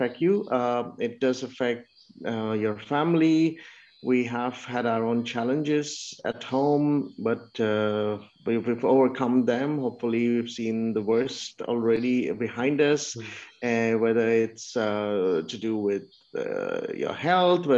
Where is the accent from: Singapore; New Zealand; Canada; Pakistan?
Pakistan; moved away; I'm from Pakistan.